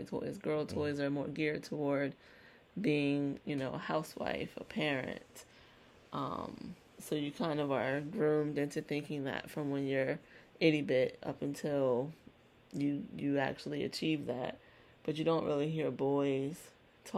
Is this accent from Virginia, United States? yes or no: yes; Virginia, United States; I was just a little country girl, born and raised in Virginia